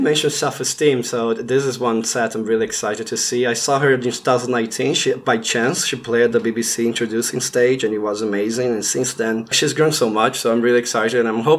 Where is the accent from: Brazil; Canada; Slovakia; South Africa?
Brazil; because I'm from Brazil.